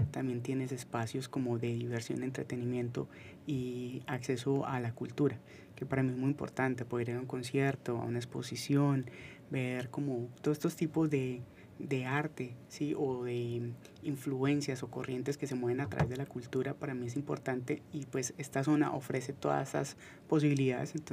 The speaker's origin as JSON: {"language": "Spanish", "town": "Manizales", "region": "Caldas", "country": "Colombia", "said": "Yo soy de la herencia paisa, yo soy de Manizales"}